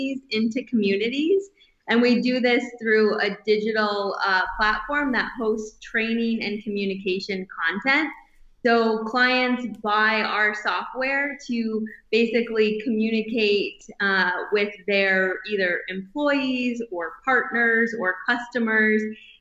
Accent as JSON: {"language": "English", "region": "northern Michigan", "country": "United States", "tie": "born or raised there", "also_born_or_lived": "Colorado / California", "moved": "as an adult", "lives_now": "Bozeman, United States", "said": "growing up in northern Michigan, we did all of the outdoor things that you would expect"}